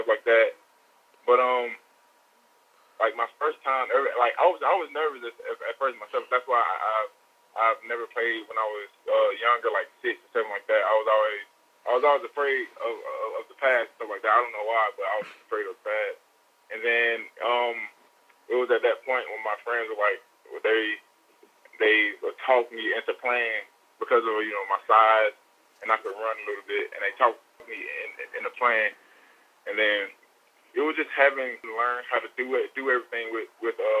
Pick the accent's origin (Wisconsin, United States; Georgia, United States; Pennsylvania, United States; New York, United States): Georgia, United States; Atlanta; I grew up more on the east side of Atlanta, more like Kirkwood and that area over there.